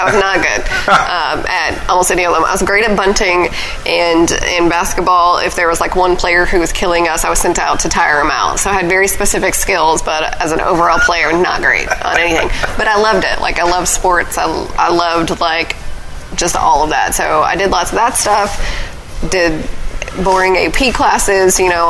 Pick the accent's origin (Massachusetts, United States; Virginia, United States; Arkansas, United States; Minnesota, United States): Arkansas, United States; Pine Bluff; We lived on the outskirts of Whitehall and Pine Bluff, and my mother taught in Pine Bluff, and I actually went to school in Whitehall.